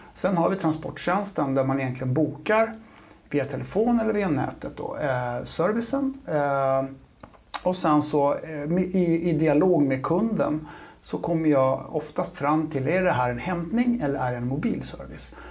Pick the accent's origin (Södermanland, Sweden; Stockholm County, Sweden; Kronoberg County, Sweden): Stockholm County, Sweden; Huddinge; also born or lived in Hägersten; jag är från Huddinge. Mm. Eh, Huddinge-grabb